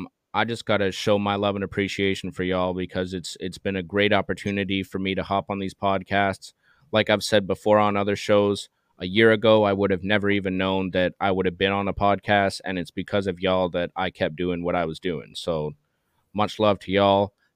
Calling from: Terrace, British Columbia, Canada; I'm joining you from Terrace, BC, Canada.

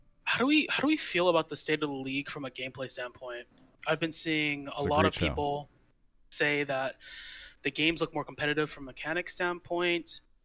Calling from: Long Beach, California, United States; Calling from Long Beach, California.

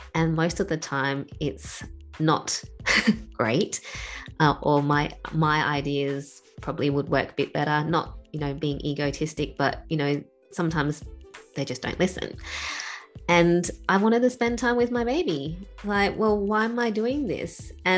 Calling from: Perth, Western Australia, Australia; I am joining you from Perth in Australia, so very far away from where you are.

